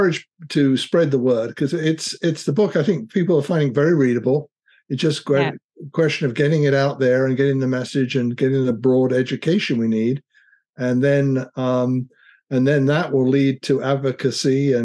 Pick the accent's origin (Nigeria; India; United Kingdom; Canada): United Kingdom; now in United States; I'm British by background and came over to America